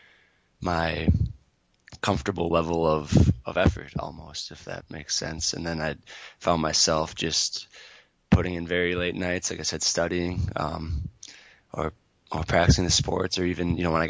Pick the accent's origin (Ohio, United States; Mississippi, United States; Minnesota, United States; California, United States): Minnesota, United States; Twin Cities area; I grew up in just outside of the Twin Cities area